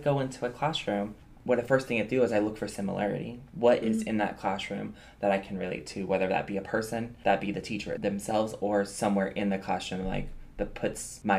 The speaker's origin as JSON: {"language": "English", "region": "the South", "country": "United States", "said": "because I was new, especially moving to this area. I was from the South, so I didn't have anything culturally in this area."}